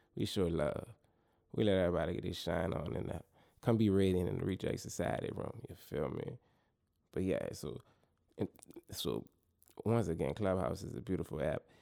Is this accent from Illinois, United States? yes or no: no; New Orleans, Louisiana, United States; my hometown city, New Orleans